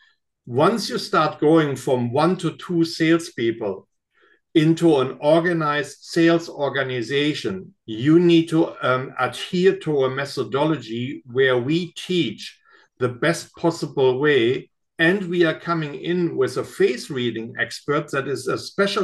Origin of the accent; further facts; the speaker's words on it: Germany; now in United States; coming from Germany